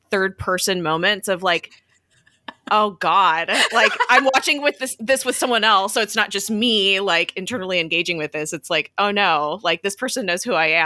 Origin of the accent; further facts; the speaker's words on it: Los Angeles, California, United States; so I am from California. I have lived in the Los Angeles area my entire life.